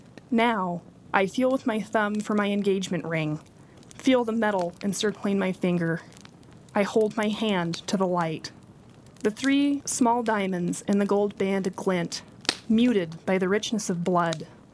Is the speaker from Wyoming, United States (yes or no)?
yes; Rawlins, Wyoming, United States; My brother and I were born in Rawlins, Wyoming, but we were raised in the Red Desert. These wide horizons, the sweep of sky against earth, are our home.